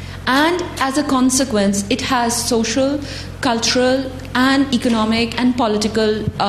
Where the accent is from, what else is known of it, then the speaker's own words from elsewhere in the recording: Pakistan; moved away; I'm originally from Pakistan.